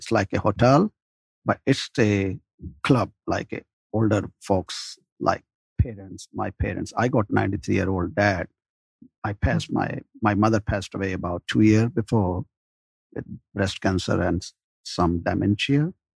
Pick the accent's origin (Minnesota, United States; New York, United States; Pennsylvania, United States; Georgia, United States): Georgia, United States; Augusta; moved away as an adult; also born or lived in Sugarloaf, Gwinnett County, Georgia; now in Gwinnett County, United States; from Sugarloaf Gwinnett area. I'm actually from Augusta, Georgia, and had some hotel development. And I moved down here with my parents, old parents.